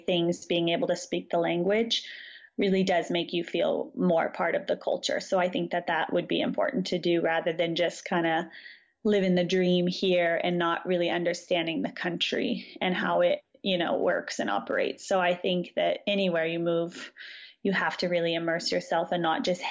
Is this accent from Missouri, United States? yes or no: no; Southern California, United States; moved away as an adult; now in Croatia; I grew up in Southern California